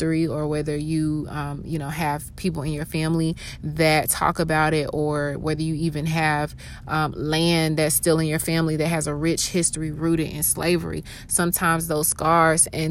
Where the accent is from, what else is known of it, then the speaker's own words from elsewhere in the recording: Atlanta, Georgia, United States; also born or lived in Augusta, Georgia; I was born in Augusta, Georgia, moved to Atlanta, Georgia that same year. And so I'm born and raised in Atlanta, basically.